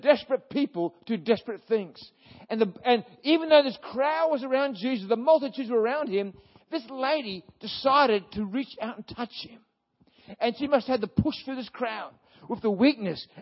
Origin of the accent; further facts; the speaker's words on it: Brisbane, Queensland, Australia; I was born in Brisbane